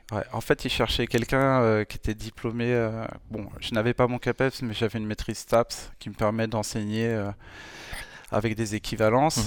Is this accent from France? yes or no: yes; France; en tant que Français